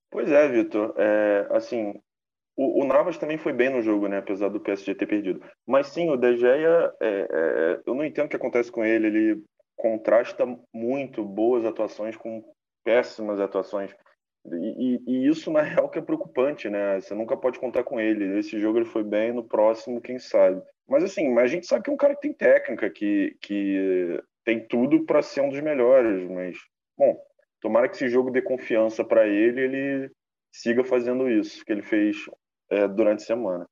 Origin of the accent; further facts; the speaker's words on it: Brazil; a gente aqui como brasileiro